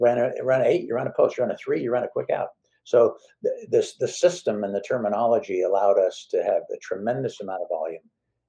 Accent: Oakland, California, United States; I was raised in Oakland.

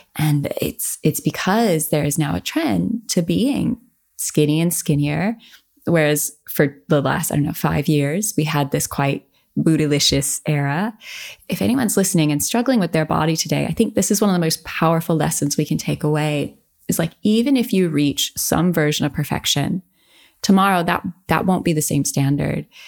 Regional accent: United States; growing up in America

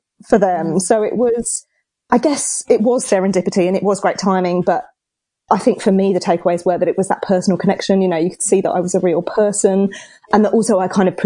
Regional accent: England, United Kingdom; now in Australia; I'm English

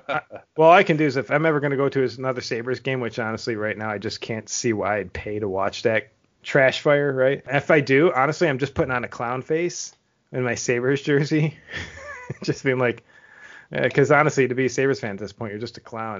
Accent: Buffalo, New York, United States; moved away; I grew up in Buffalo

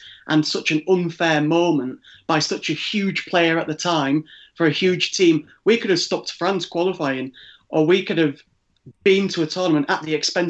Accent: Ireland; When I was growing up in Ireland, like I say, in 2002, I was six.

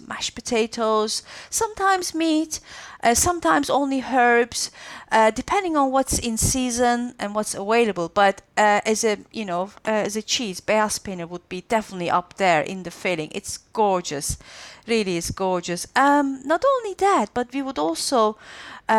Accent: Antakya, Hatay, Turkey; in Antakya, where my hometown in southern Turkey is famous for the künefe kadayıfı sweet

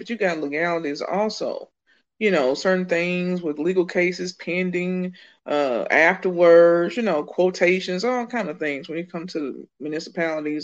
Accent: Birmingham, Alabama, United States; moved away; also born or lived in Colorado / Decatur, Georgia; I'm from Birmingham, Alabama

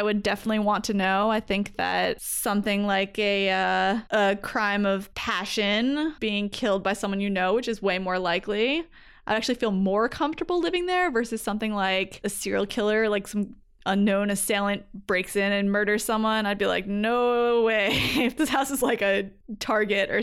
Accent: Belmar, New Jersey, United States; moved away; also born or lived in St. Louis / Cincinnati; where I grew up in Belmar, New Jersey

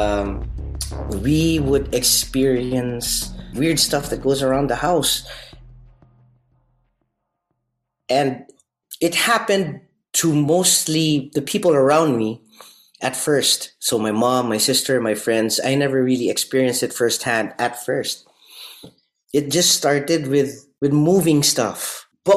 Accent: Parañaque, Metro Manila, Philippines; moved away as an adult; now in Denmark; I grew up in Manila, in Parañaque City, and then 6 years ago I moved to Denmark

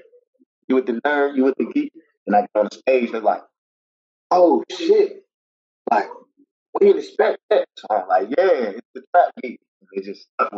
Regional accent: Charlotte, North Carolina, United States; Like me, I've been in Charlotte, North Carolina 31 years

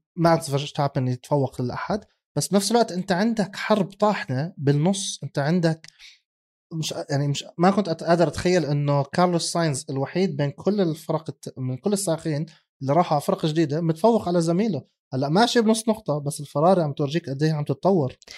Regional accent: Jordan; عندنا بالاردن

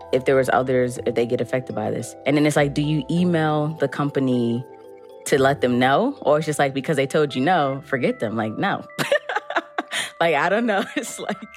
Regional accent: New York City, New York, United States; I'm from the Bronx. I'm a project baby.

